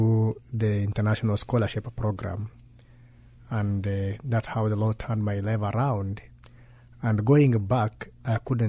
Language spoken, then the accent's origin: English; Marsabit County, Kenya; I grew up in a remote village right on the Kenya-Ethiopia border